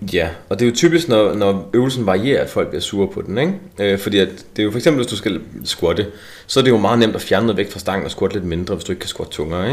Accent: Esbjerg, Southern Denmark, Denmark; Jeg er jo fra Esbjerg

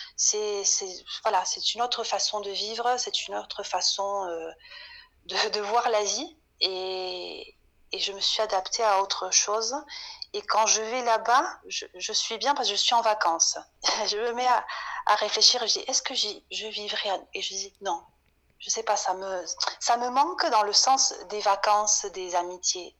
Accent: Pau, Nouvelle-Aquitaine, France; first language Spanish; French is a second language; moved away as an adult; now in Rosario, Argentina; je suis euh, paloise, Pau, c'est une, ville qui se situe dans le sud-ouest

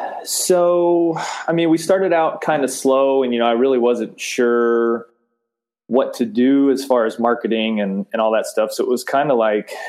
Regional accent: San Diego, California, United States; moved away as an adult; now in Olney, United States; I'm from San Diego originally. I've only lived here as long as the business has been here.

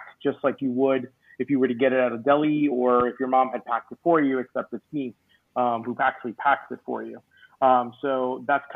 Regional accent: New Jersey, United States; now in Orlando, United States; I'm originally from New Jersey

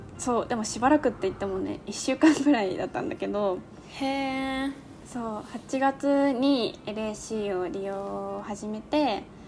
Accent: Okazaki, Aichi, Japan; moved away; 私の地元は愛知県の岡崎市なんだけど

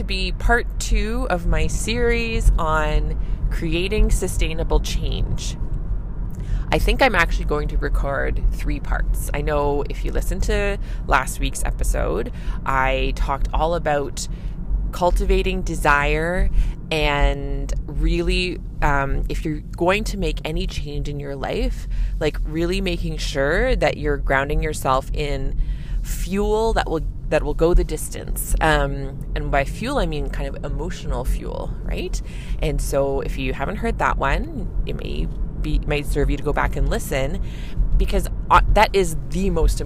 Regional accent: Canada; I'm a Canadian family physician

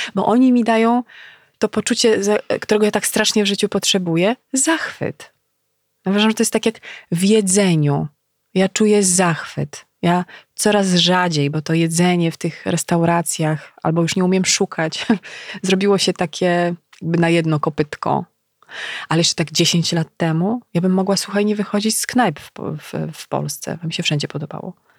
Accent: Legnica, Lower Silesian Voivodeship, Poland; moved away as an adult; also born or lived in Wrocław

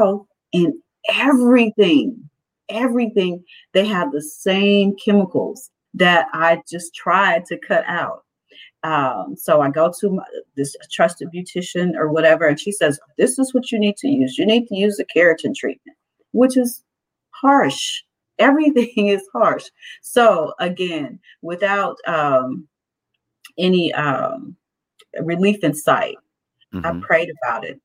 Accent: East St. Louis, Illinois, United States; moved away; I grew up in East St. Louis, Illinois.

